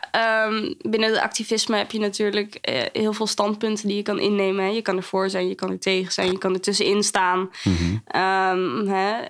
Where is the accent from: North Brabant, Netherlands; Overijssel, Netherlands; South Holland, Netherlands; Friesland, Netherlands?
Overijssel, Netherlands; Zwolle; also born or lived in Kampen / Zwartsluis / Nieuwleuzen / Meppel; Ik kom uit Zwolle.